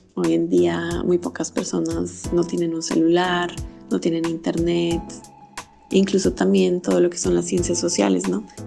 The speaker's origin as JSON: {"language": "Spanish", "country": "Colombia", "moved": "yes", "lives_now": "Belgium", "said": "soy científica colombiana"}